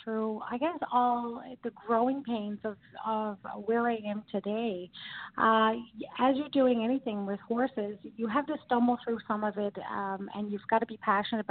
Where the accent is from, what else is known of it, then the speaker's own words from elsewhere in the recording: Newfoundland and Labrador, Canada; moved away; I'm a Newfoundlander and I'm from Newfoundland, and we're very well known for our hospitality